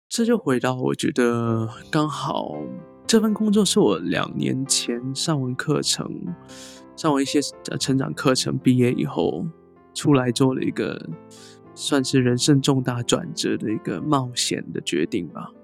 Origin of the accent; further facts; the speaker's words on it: Hong Kong; first language Cantonese; Chinese is a second language; now in Taiwan; 我虽然在香港出生，那我固然我的母语严格来说应该是粤语啦，广东嗯哼话